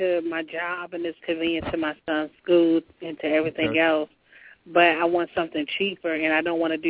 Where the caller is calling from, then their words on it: Southern Maryland, United States; I'm calling from Maryland.